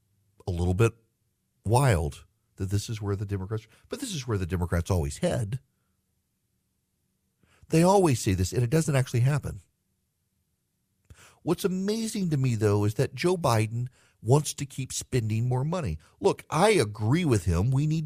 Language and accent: English; Dubai, United Arab Emirates; If you're a regular listener, if you're Charlie, you know, I grew up in Dubai.